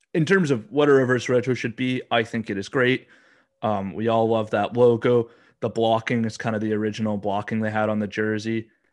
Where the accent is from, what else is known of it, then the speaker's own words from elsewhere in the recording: Alberta, Canada; I'm from Alberta. You know, I grew up watching the Oilers